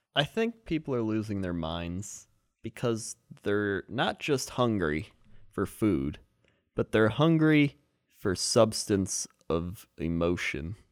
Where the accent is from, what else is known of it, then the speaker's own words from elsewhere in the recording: United States; I'm American